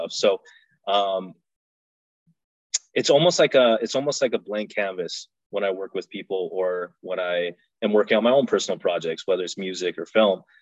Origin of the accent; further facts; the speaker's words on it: Canada; You know, I'm Afghan, I'm Canadian.